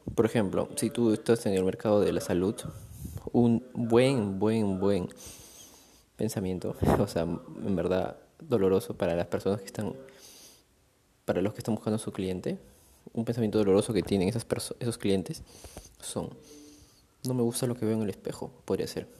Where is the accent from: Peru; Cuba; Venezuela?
Peru; Chaclacayo, Lima; Ahorita me encuentro en yendo a Chaclacayo lugar donde yo crecí